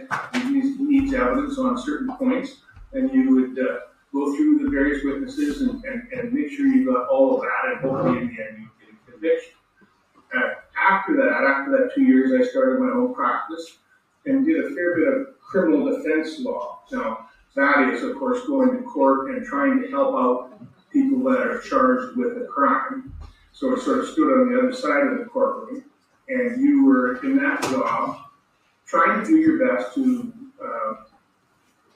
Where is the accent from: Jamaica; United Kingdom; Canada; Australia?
Canada; Biggar, Saskatchewan; I grew up in Bigger, Saskatchewan, which is a small town